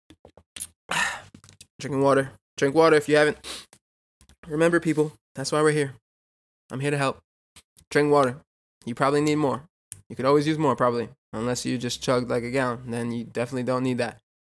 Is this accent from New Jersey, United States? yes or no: no; New York, United States; I'm from New York